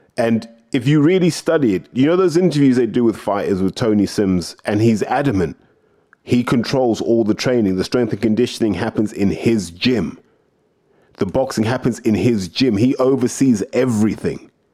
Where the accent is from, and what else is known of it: United Kingdom